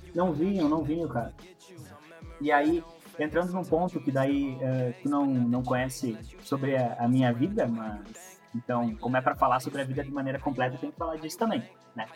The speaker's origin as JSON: {"language": "Portuguese", "region": "Rio Grande do Sul", "country": "Brazil", "tie": "born or raised there", "also_born_or_lived": "Chapecó, Santa Catarina"}